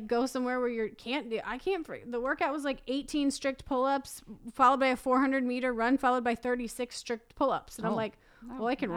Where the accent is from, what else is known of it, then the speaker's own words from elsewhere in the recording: Midwest, United States; moved away; we're just from the Midwest. Like, I'm from a little tiny town